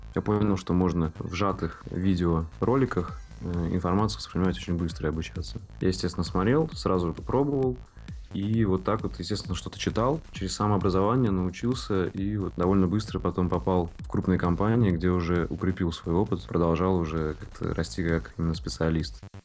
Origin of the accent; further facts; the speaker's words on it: Saint Petersburg, Russia; Я родился и вырос в Санкт-Петербурге